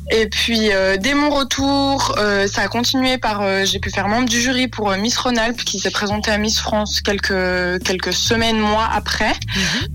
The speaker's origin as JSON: {"language": "French", "region": "Vaud", "country": "Switzerland", "said": "je viens du canton de Vaud"}